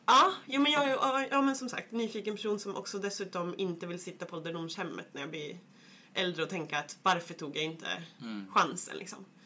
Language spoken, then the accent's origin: Swedish; Kilafors, Gävleborg County, Sweden; jag kommer från Hälsingeskogarna, en liten by som heter Kilafors